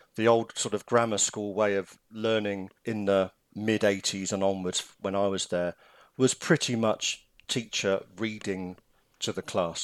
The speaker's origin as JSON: {"language": "English", "region": "England", "country": "United Kingdom", "moved": "yes", "said": "I am English."}